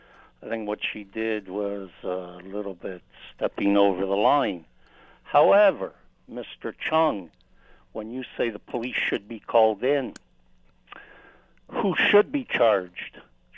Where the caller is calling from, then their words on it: Toronto, Ontario, Canada; I'm calling from Toronto.